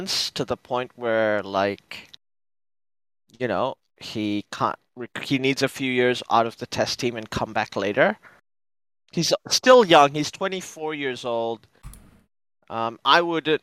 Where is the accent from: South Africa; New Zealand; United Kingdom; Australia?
New Zealand; I'm a New Zealander